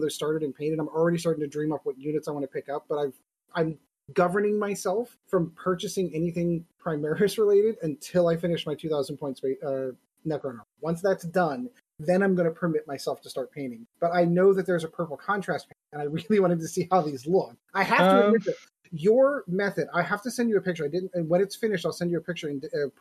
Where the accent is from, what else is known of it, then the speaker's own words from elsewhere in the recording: Pittsburgh, Pennsylvania, United States; I'm from Pittsburgh